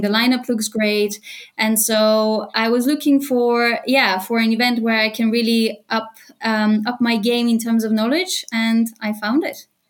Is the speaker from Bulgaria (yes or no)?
yes; Bulgaria; moved away as an adult; also born or lived in United Kingdom / London, United Kingdom; now in Cologne, Germany; I'm originally from Bulgaria. I moved to the UK when I was 18, and in the last five years, I've been living in Cologne in Germany